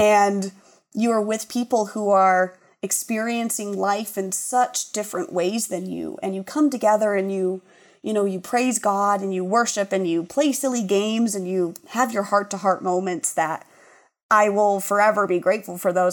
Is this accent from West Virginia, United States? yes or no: no; Laurel, Montana, United States; moved away as an adult; also born or lived in Chicago; I grew up in Laurel, Laurel Locomotive